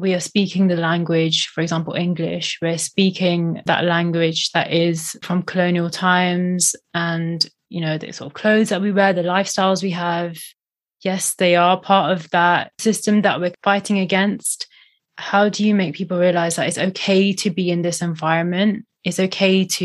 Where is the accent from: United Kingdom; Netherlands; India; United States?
India; moved away; I'm from India